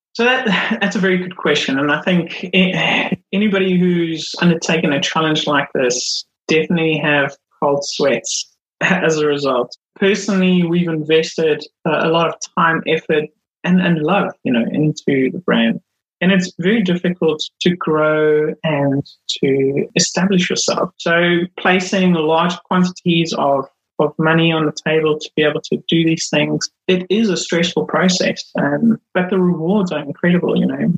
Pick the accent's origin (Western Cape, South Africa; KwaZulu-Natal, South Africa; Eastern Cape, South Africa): KwaZulu-Natal, South Africa; Durban; moved away as an adult; now in Milton Keynes, United Kingdom; I grew up in South Africa. Um, grew up in Durban